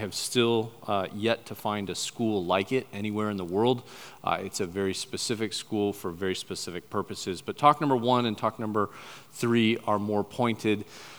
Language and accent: English; Papua New Guinea; But I was raised over in New Guinea. My parents were missionaries right up near the Irian and Jaya border. I went to boarding school from first grade to 12th grade, went to a Commonwealth boarding school